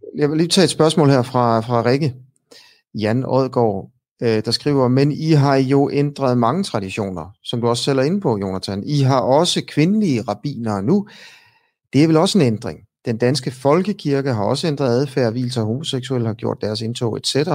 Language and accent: Danish; Denmark; som dansker. Ikke? Jeg er også øh, et produkt af, af at, at, at jeg blev født her af danske forældre